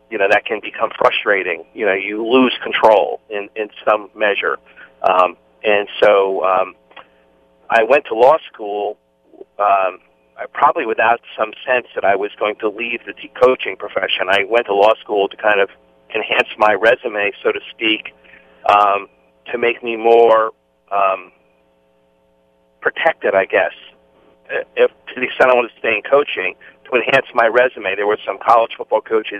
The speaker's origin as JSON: {"language": "English", "region": "New Jersey", "country": "United States", "tie": "born or raised there", "said": "I grew up in New Jersey"}